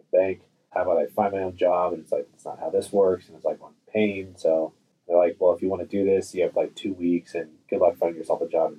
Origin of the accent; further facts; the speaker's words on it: San Francisco Bay Area, California, United States; I grew up in the San Francisco Bay Area